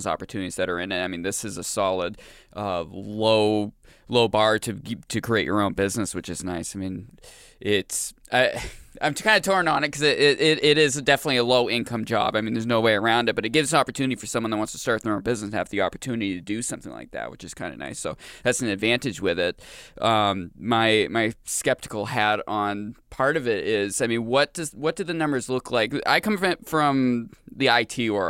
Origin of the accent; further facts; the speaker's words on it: Maine, United States; moved away; I grew up in Maine